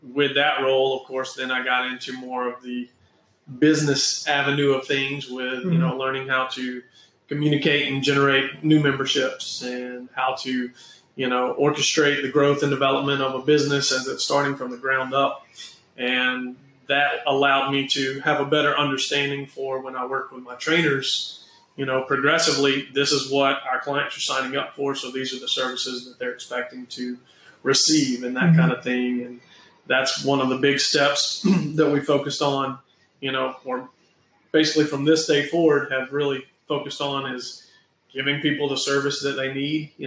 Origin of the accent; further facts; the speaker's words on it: Spartanburg, South Carolina, United States; now in Charleston, United States; I'm originally from Spartanburg.